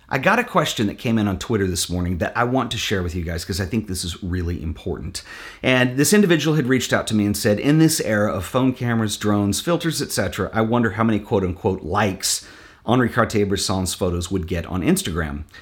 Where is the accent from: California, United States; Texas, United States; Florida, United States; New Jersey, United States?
Texas, United States; Fort Worth; my hometown in Fort Worth here